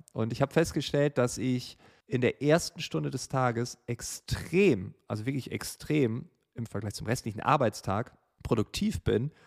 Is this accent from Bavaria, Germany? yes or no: no; Großefehn, Lower Saxony, Germany; Große Feen, einem kleinen Dorf in Norddeutschland, an der Nordsee, an der Grenze zu Holland, direkt an einem Kanal